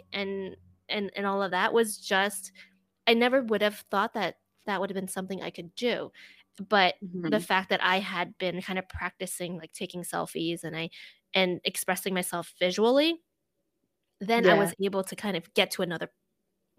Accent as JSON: {"language": "English", "region": "New Jersey", "country": "United States", "tie": "born or raised there", "also_born_or_lived": "New York / Boston", "moved": "as an adult", "said": "I'm Chinese American. I grew up in a pretty diverse area in New Jersey"}